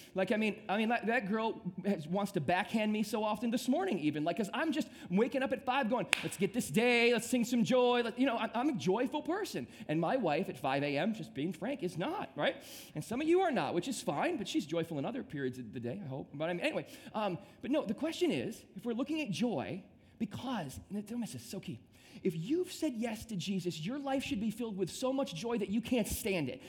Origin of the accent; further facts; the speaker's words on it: Midwest, United States; now in South Florida, United States; I grew up in the Midwest and I came down to South Florida